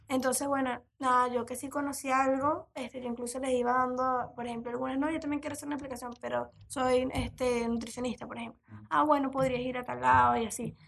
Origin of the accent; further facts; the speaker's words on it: Venezuela; moved away as an adult; now in Uruguay; soy venezolana, me recibí como economista ya hace unos años y desde octubre estoy aquí en Uruguay